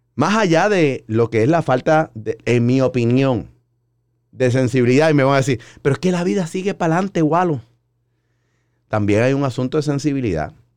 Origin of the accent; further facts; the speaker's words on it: San Juan, Puerto Rico; yo soy de Río Piedras, Puerto Rico